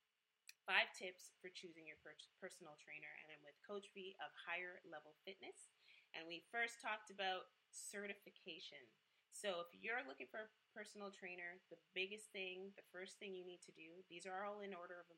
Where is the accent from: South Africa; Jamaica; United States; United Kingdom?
Jamaica; I am a Jamaican Scorpio